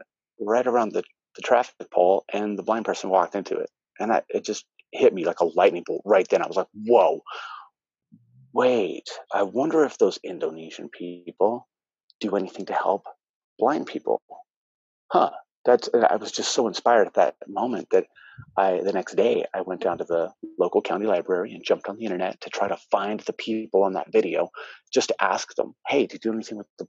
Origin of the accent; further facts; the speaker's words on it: United States; I'm American